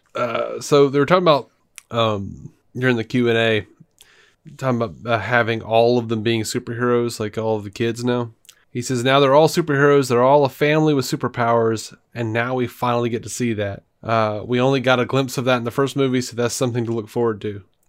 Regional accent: Montgomery, Alabama, United States; moved away as an adult; now in Birmingham, United States; I grew up in Montgomery.

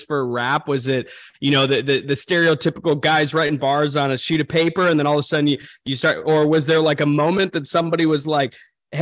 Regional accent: Michigan, United States; I'm from Michigan

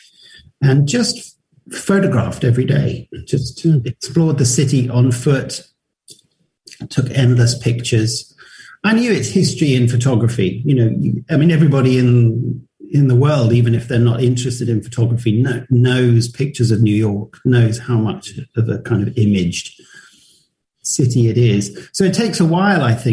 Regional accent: London, United Kingdom; I'm from London

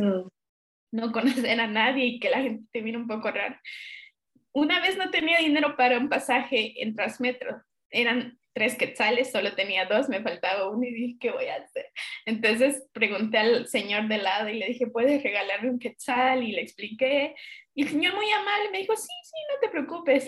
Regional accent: Peru; moved away as an adult; also born or lived in Lima, Peru; now in Guatemala; yo vengo de Perú, estoy hace ocho años en Guate

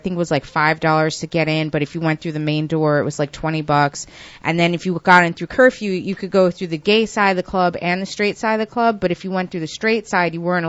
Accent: Westchester, New York, United States; I've been rolling in the city since I was a teenager because, like, I'm from Westchester

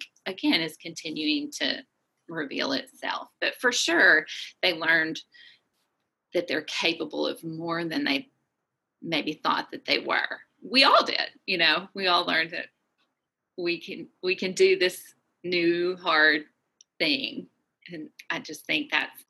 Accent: Little Rock, Arkansas, United States; moved away as an adult; also born or lived in Chicago, United States / Seattle, United States / Aberdeen, Scotland / Germany; now in Rock Island, United States; I'm originally from Little Rock, Arkansas

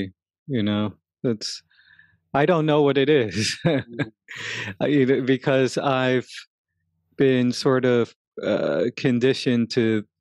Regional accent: New York City, New York, United States; I grew up in Crown Heights in Brooklyn, and it was a very tough neighborhood

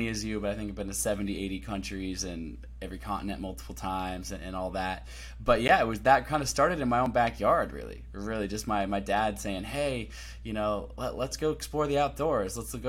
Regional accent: Olympia, Washington, United States; born there; So when I was born in Olympia, Washington, at home on a futon with 30 hippies that my mom invited over to like hang out on this hippie commune that I was living on.

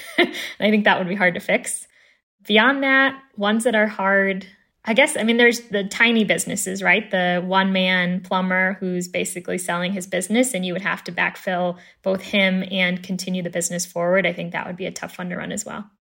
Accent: Chicago, Illinois, United States; born and raised in Chicago

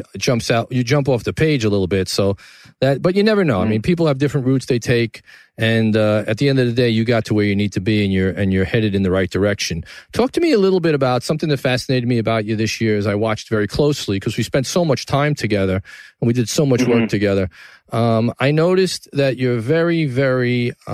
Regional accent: New York City, New York, United States; From the Gotham Podcast Studio in the heart of downtown New York City, my hometown, the greatest town in the world.

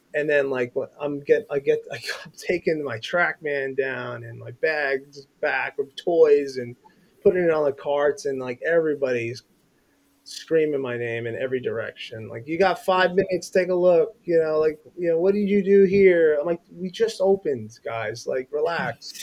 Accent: Bethpage, New York, United States; I was born and raised in Long Island, New York, in a town called Bethpage

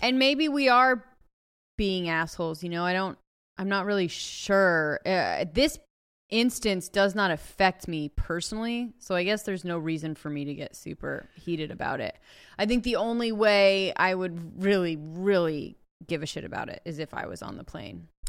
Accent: Ojai, California, United States; born or raised there

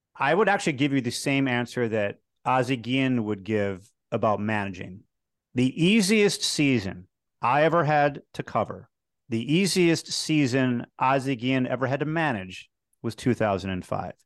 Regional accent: Chicago, Illinois, United States; moved away as an adult; also born or lived in Harrisburg, Pennsylvania; growing up in Chicago, dreaming of one day doing television sports in Chicago

